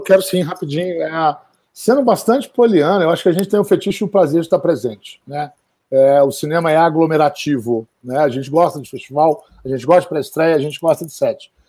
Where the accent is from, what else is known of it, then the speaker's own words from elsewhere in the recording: Minas Gerais, Brazil; eu que sou de Minas Gerais